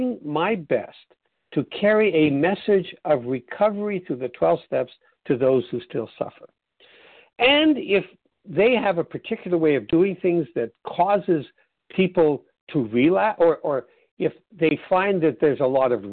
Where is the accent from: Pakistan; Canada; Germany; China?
Canada; being Canadian